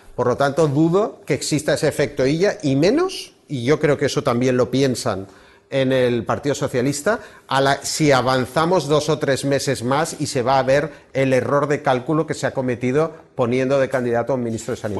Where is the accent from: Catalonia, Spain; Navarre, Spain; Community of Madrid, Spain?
Catalonia, Spain; Barcelona; como barcelonés